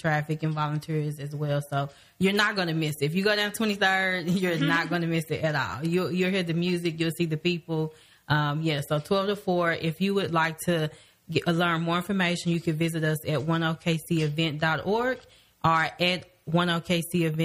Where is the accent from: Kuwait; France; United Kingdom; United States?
United States; Midwest City, Oklahoma; I grew up in the Spencer, Midwest City area